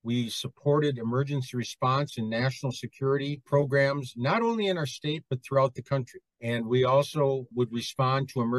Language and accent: English; Eau Claire, Wisconsin, United States; also born or lived in Colorado / Wittenberg, Wisconsin; The first 3 years of my life, I was raised in Wittenberg, Wisconsin. Then in 1964, came down to Eau Claire. And that's where I had the formative years of my life.